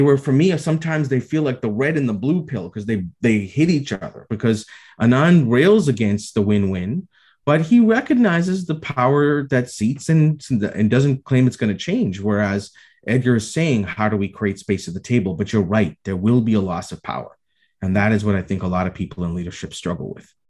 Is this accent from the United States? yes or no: no; Toronto, Ontario, Canada; here in my hometown in toronto